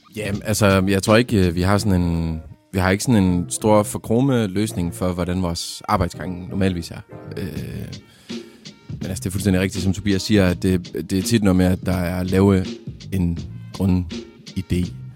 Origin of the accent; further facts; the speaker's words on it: Vendsyssel, North Denmark Region, Denmark; jeg er fra Jørgen, lidt længere nordpå, oppe i, i Vendsyssel